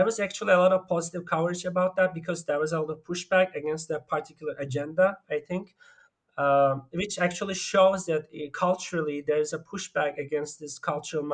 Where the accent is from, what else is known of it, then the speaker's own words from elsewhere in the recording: Turkey; moved away; also born or lived in Germany; I grew up mostly in Turkey and also in Germany.